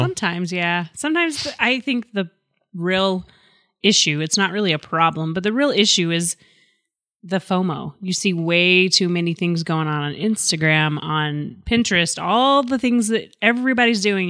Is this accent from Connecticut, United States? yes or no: no; Memphis, Tennessee, United States; I was born in Memphis.